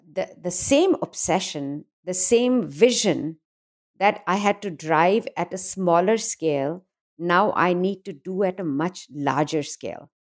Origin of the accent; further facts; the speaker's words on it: India; moved away as an adult; now in United States; I grew up in a, a conservative, uh, what we call in India a very middle-class family